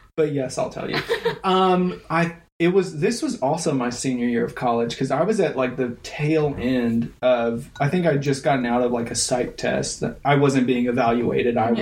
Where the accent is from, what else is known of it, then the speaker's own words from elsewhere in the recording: United States; I'm from Taylor uh, Taylor County High School